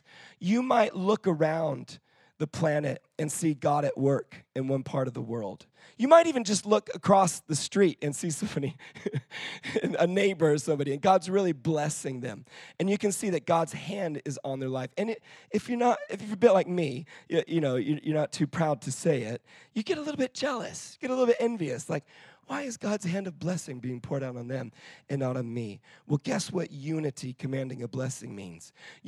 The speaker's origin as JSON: {"language": "English", "country": "Israel", "tie": "born or raised there", "moved": "as an adult", "lives_now": "United Kingdom", "said": "And so here's the thing that I can tell you as somebody who's grown up in Israel."}